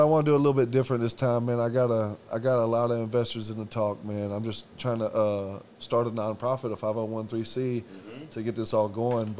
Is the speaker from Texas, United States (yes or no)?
yes; Houston, Texas, United States; I'm from Houston